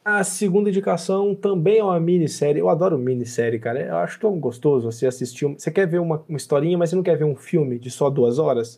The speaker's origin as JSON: {"language": "Portuguese", "country": "Brazil", "said": "a gente, enquanto brasileiro, sabe produzir filmes"}